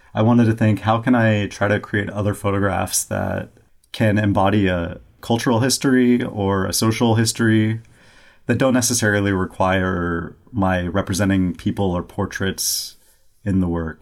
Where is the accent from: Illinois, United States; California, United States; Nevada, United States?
California, United States; Bakersfield; also born or lived in New York City; now in Rochester, United States; I'm from Bakersfield, California, which is in the Central Valley it's about an hour and a half north of Los Angeles. Um, and actually, in my hometown where I'm from